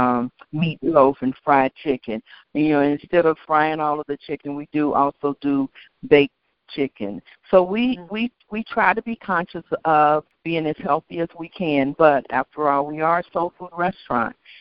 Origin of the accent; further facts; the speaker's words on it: Kentucky, United States; I'm from Kentucky